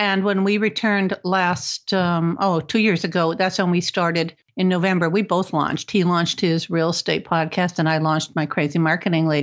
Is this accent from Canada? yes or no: no; Cleveland, Ohio, United States; also born or lived in Chicago, Illinois; now in Florida, United States; I was born and raised in Cleveland, Ohio